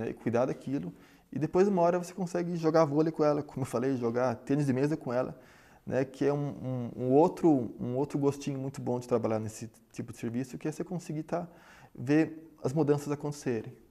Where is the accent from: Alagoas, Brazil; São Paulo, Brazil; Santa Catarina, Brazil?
São Paulo, Brazil; Sou de São Paulo, voltei para São Paulo e aqui comecei a pensar, afinal, onde é que eu vou trabalhar.